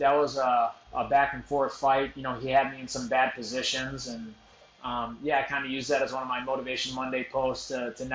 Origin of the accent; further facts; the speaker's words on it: United States; I was born in America, so I would say I'm American first more than anything